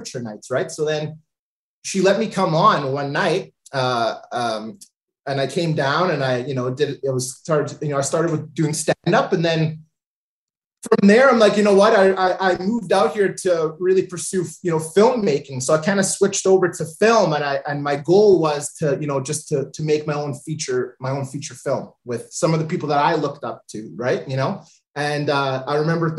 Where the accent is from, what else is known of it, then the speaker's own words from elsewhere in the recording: Thunder Bay, Ontario, Canada; moved away as an adult; now in Toronto, Canada; born and raised in Thunder Bay